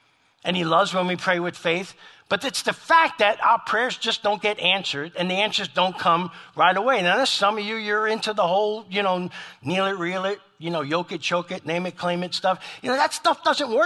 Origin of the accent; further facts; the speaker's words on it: New York City, New York, United States; now in Lexington, United States; I grew up in New York City